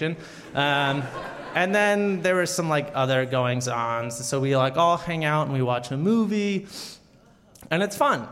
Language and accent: English; South Carolina, United States; moved away; I grew up in a small town in South Carolina